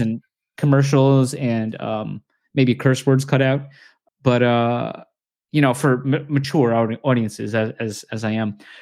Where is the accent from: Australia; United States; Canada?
United States; I'm American